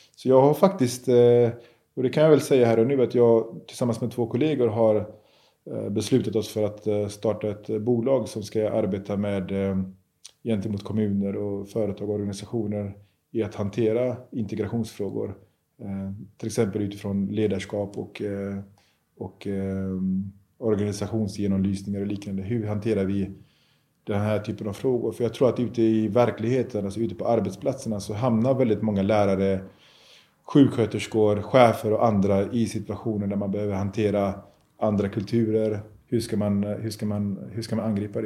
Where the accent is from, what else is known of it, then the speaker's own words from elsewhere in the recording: Gothenburg, Västra Götaland, Sweden; när jag växte upp i Biskopsgården.